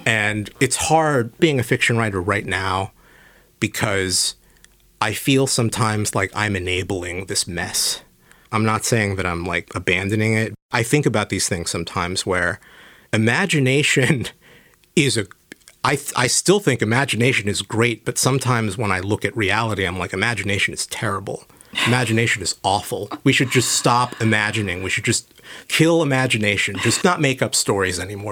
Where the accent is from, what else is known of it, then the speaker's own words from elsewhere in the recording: San Diego, California, United States; moved away; I grew up in San Diego